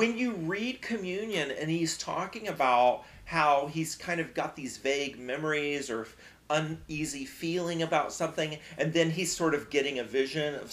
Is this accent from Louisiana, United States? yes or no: yes; Louisiana, United States; like I grew up in Louisiana, yeah.